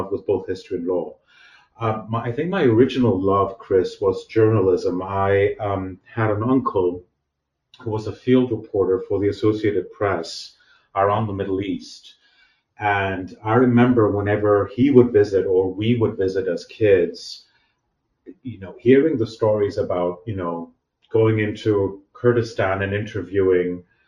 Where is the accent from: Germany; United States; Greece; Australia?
Greece; Athens, Attica; I was born and raised actually in Athens, Greece, where I actually did all my studies